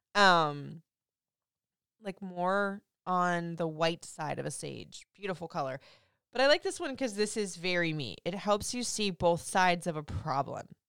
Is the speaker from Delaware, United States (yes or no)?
no; Florida, United States; I grew up in Florida